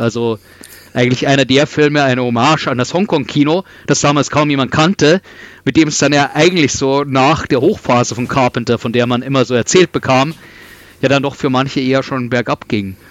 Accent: Regensburg, Bavaria, Germany; ich bin in Regensburg aufgewachsen

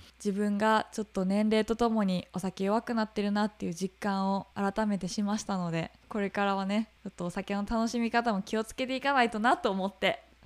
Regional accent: Hyogo, Japan; moved away; 私たち兵庫出身

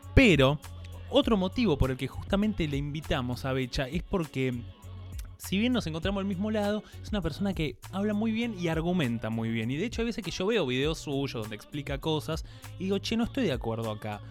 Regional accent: Buenos Aires Province, Argentina; nosotros como somos señoras paqueta de zona norte

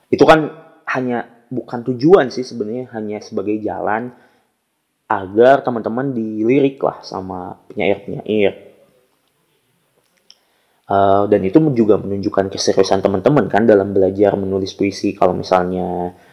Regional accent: Tasikmalaya, West Java, Indonesia; khususnya yang ada di Tasikmalaya karena saya berasal dari Tasik Eh, kemudian Jawa Barat dan umumnya di Indonesia gitu.

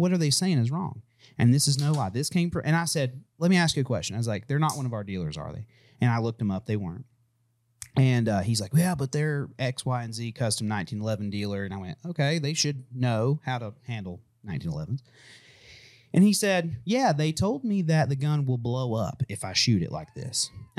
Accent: Manhattan, New York, United States; Oh, yeah. I'm from Manhattan.

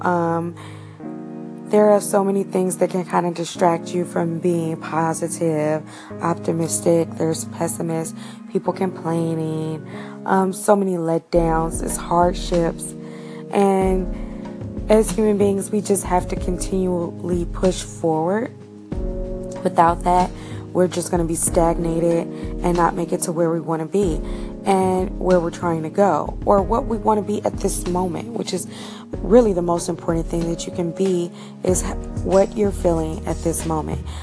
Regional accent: United States; I'm an American. I've been born here. My family's been here for centuries

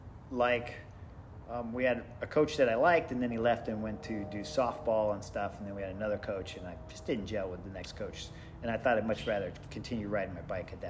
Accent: San Diego, California, United States; accent: East Coast; also born or lived in Connecticut / Virginia; So a little bit of my accent, I think, I picked up is from East Coast. Even though I've elementary school, middle school, high school, lived here for 30-something years.

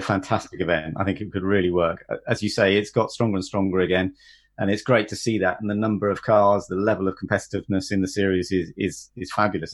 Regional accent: United Kingdom; as a British driver doing national motorsport

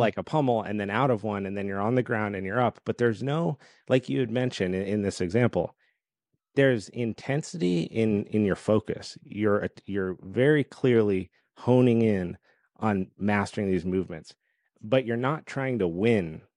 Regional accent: Colorado, United States; my whole background was competitive skiing growing up in Colorado

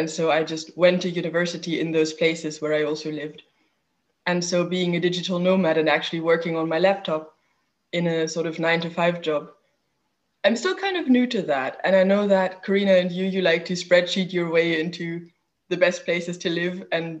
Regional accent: Hamburg, Germany; I'm from Hamburg. My family's from Hamburg, especially on my father's side. So that's just sort of where my roots are.

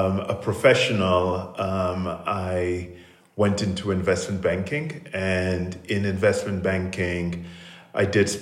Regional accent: Sierra Leone; moved away; I grew up in Sierra Leone, and went to secondary school there to the Prince of Wales School

